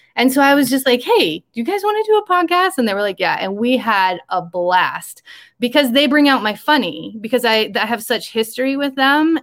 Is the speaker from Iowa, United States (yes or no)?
yes; rural Iowa, United States; moved away; this is my hometown that i grew up in very rural iowa